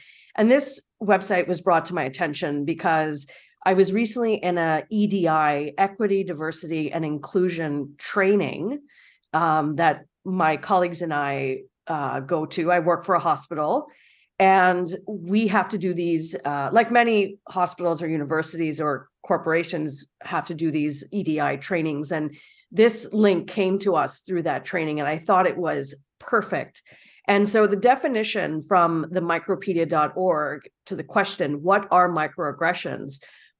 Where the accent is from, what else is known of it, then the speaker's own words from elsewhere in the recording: Toronto, Ontario, Canada; And I'm born and raised in Toronto.